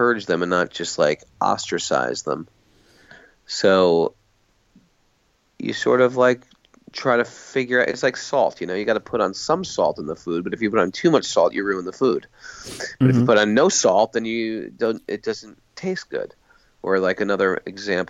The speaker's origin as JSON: {"language": "English", "country": "United States", "tie": "born or raised there", "said": "being born in America"}